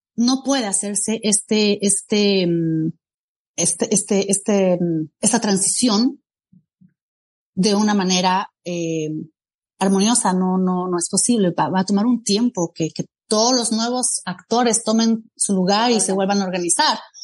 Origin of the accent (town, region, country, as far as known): Bolivia; now in Geneva, Switzerland